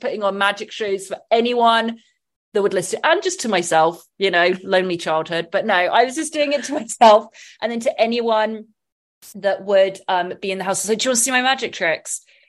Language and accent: English; England, United Kingdom; Growing up in England, it was real 90s.